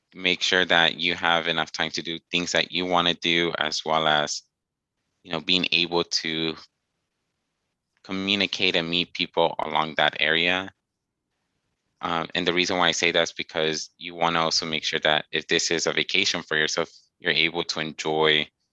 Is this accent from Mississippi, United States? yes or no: no; Texas, United States; my hometown, at least in Austin